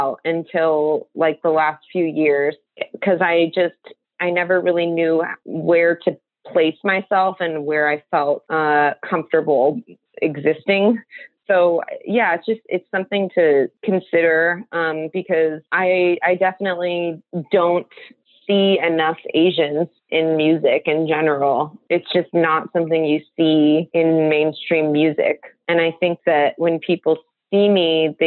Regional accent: Seal Beach, California, United States; moved away as an adult; also born or lived in San Francisco Bay Area, California; originally I'm from Seal Beach, California, which is technically in Orange County.

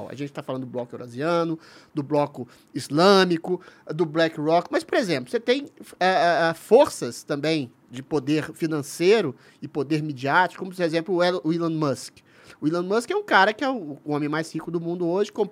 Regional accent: Minas Gerais, Brazil; eu, como bom mineiro, não, não, não, não

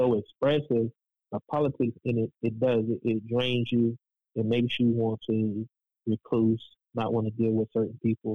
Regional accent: Raleigh, North Carolina, United States; I was born and raised in Raleigh

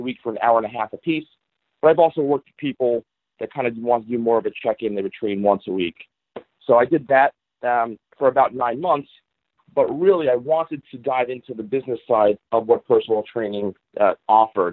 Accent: New York City, New York, United States; moved away as an adult; also born or lived in East Meadow, Long Island, New York / Fairfield, Connecticut / Hollywood, California; now in Los Angeles, United States; I was born and raised in Queens, so in the city

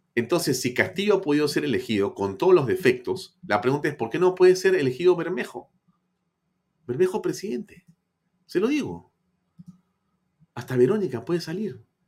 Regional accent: Peru; así somos los peruanos

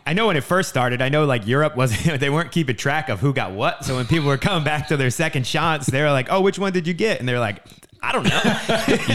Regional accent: New Jersey, United States; moved away as an adult; also born or lived in San Diego, California; now in California, United States; I grew up in New Jersey, and, uh, really close to Philly, like, only thirty minutes outside

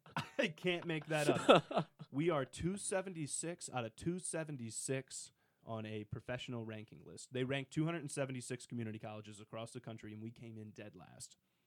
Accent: Fremont, Ohio, United States; I'm from Fremont, Ohio, which is about 3.5 hours north of Oxford. It's near the Toledo, Sandusky area.

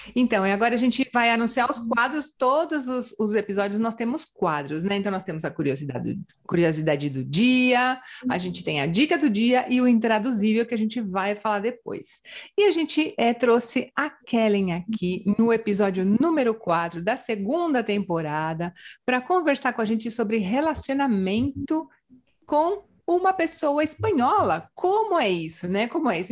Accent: Brazil; moved away as an adult; now in Canary Islands, Spain; eu sou do Brasil

